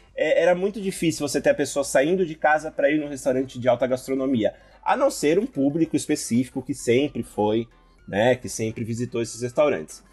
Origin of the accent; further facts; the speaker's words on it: interior of São Paulo, Brazil; eu sou do interior de São Paulo